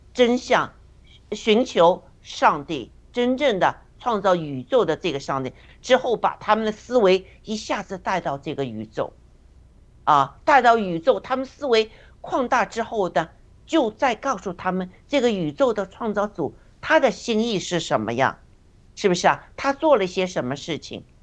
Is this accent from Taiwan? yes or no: no; China; 也能来打破我们中国人的那些呃固有的哲学思想啊，我们的信信仰啊这些。